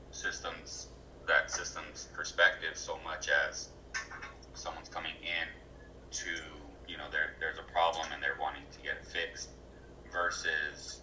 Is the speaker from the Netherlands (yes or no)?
no; Arizona, United States; I'm born and raised in Arizona, so I have a really close connection.